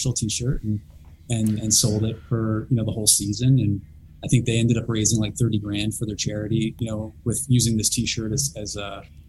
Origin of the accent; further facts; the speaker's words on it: Central Connecticut, United States; moved away as an adult; also born or lived in Vermont / Boston, Massachusetts; I'm from Central Connecticut.